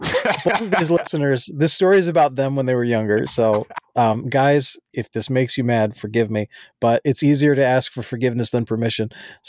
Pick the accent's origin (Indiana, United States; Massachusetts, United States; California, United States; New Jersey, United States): New Jersey, United States; so for background, where I grew up in Jersey is different than a lot of places where people throw things out.